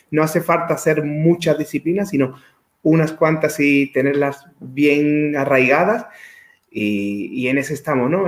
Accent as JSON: {"language": "Spanish", "town": "Dos Hermanas", "region": "Andalusia", "country": "Spain", "tie": "born or raised there", "said": "soy natural de Sevilla, de dos hermanas. Es un pueblo de Sevilla, hace 42 años que vivo aquí, es decir, desde que nací."}